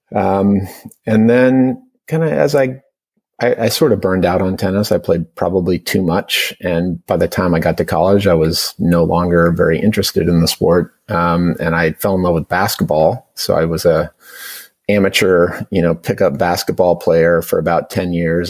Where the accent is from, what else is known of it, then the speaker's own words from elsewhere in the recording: Portland, Oregon, United States; also born or lived in Bay Area, California; now in Marin County, United States; I grew up in primarily in Portland, Oregon. Um, uh, I had a brief uh, five years in the Bay Area, um, uh, but but primarily in in Portland